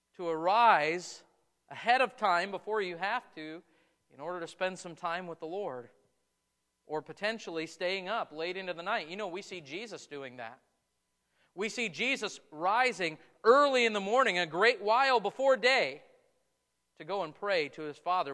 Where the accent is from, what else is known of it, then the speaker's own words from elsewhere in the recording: United States; as Americans, as American Christians